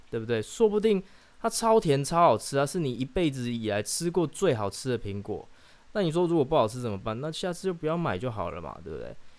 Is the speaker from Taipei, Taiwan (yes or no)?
no; Chiayi, Taiwan; 可以叫我嘉义人